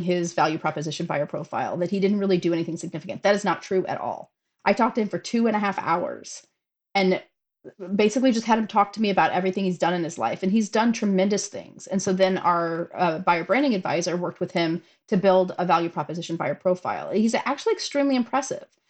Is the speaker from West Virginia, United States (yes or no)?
no; St. Louis, Missouri, United States; we're both from St. Louis